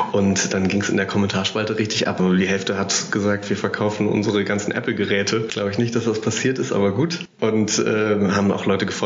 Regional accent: Hanover, Lower Saxony, Germany; born there

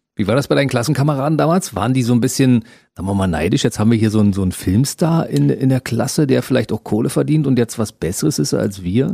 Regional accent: Germany; wir sind ja aus derselben Region

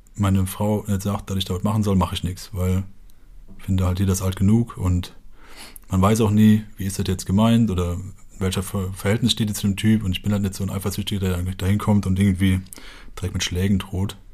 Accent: Westerwald, Germany; ich komme halt aus dem Dorf im Westerwald und in dem Dorf leben so 600 bis 800 Leute

